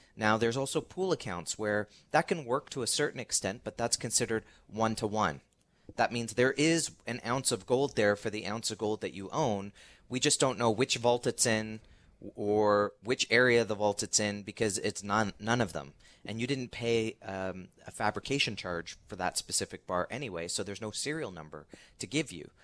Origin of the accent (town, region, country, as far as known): Canada